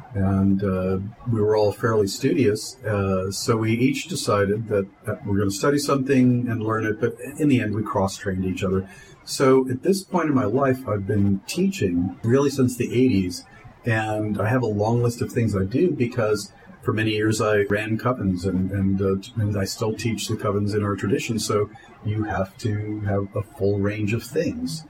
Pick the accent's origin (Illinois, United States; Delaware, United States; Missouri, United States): Delaware, United States; I'm from I'm from Delaware. I've been in Delaware since I was 13 years old